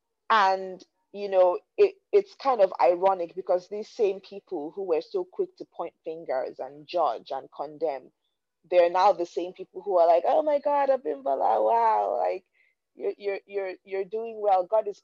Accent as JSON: {"language": "English", "country": "Nigeria", "tie": "born or raised there", "said": "growing up in Nigeria, you know, and I'll give you guys a bit of a backstory."}